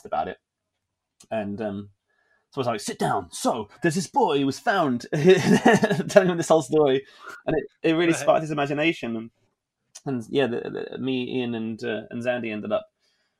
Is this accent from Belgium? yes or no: no; England, United Kingdom; being an English person in a place that was unfamiliar